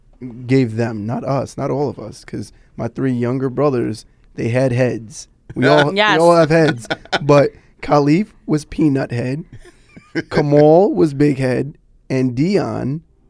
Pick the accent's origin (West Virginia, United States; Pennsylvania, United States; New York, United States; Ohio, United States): New York, United States; New York City; we're kids from the Bronx